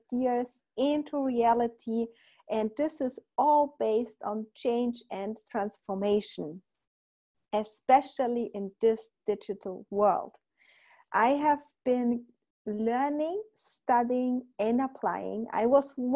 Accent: Poland; we are from Poland

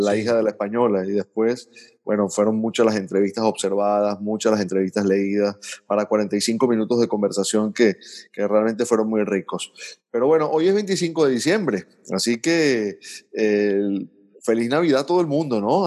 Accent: Venezuela; como venezolanos

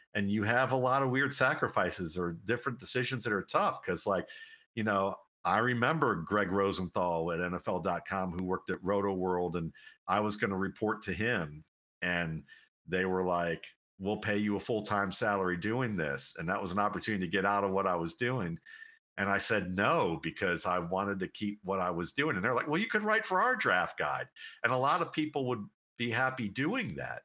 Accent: Cleveland, Ohio, United States; growing up in Cleveland, Ohio

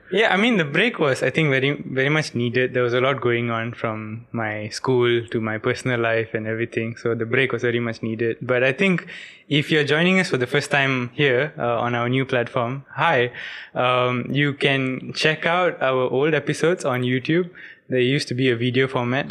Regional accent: Ipoh, Perak, Malaysia; now in Penang, Malaysia; my hometown's not actually Penang, it's Ipoh

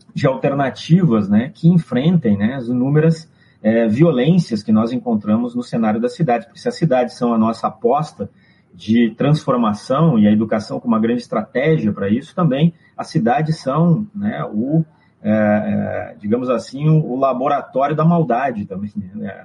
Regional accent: Brazil; Nós nos apresentamos como brasileiros no exterior

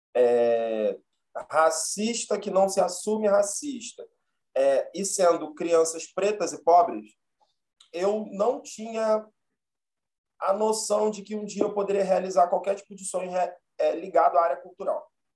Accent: Rio de Janeiro, Brazil; eu nasci e fui criado em Bom Sucesso, na zona norte do Rio.

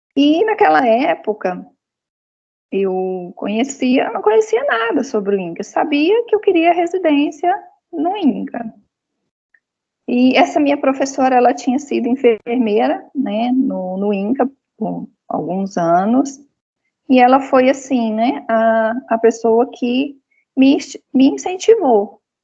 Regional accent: Goiás, Brazil; now in Brasília, Brazil; eu sou goiana

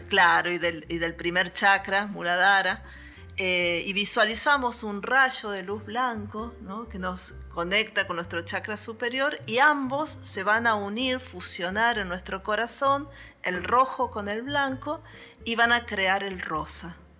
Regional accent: Villa Dolores, Córdoba, Argentina; Nací en Villa Dolores, justamente en el hospital

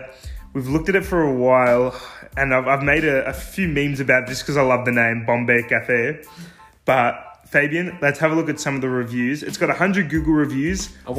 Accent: Tullamarine, Victoria, Australia; I grew up in Tullamarine

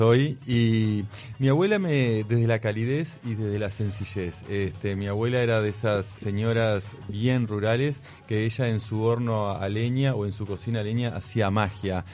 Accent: Pan de Azúcar, Maldonado, Uruguay; Yo me crié cerca de Pan de Azúcar

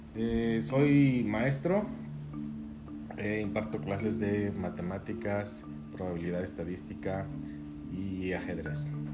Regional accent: Guadalajara, Jalisco, Mexico; moved away as an adult; also born or lived in Los Cabos; soy de Guadalajara, aquí nací

